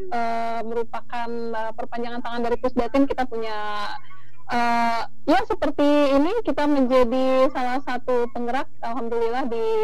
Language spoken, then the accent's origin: Indonesian; Jambi, Indonesia; saya lahir dan besar di kota Jambi